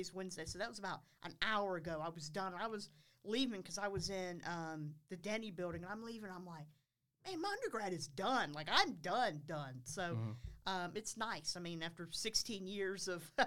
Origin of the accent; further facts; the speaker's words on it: Concord, North Carolina, United States; I'm from Concord, actually. From Concord, oh, wow. North Carolina